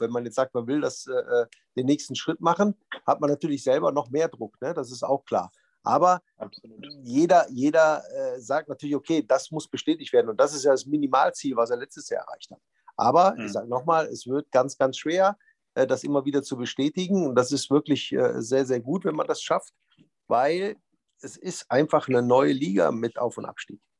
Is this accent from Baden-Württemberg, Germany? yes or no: no; Düsseldorf, North Rhine-Westphalia, Germany; Düsseldorf ist ja meine Heimatstadt.